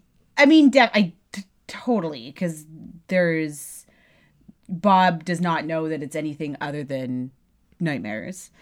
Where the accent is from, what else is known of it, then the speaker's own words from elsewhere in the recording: Canada; clearly we're Canadian